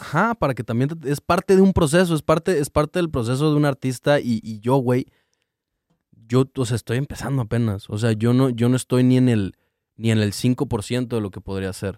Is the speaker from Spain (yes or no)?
no; Cancún, Quintana Roo, Mexico; moved away; soy de Cancún